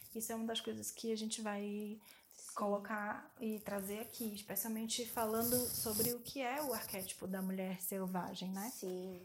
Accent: Salvador, Bahia, Brazil; now in São Paulo, Brazil; eu vim de Salvador

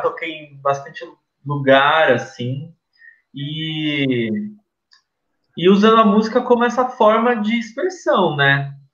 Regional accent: ABC Paulista, São Paulo, Brazil; a gente é do ABC, meu avô uh, participou das greves do ABC

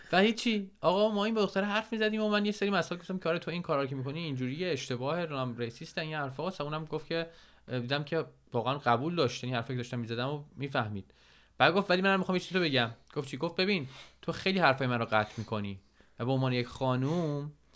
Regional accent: Iran; moved away as an adult; هر دوتامون 10 یازده ساله که از ایران اومدیم بیرون

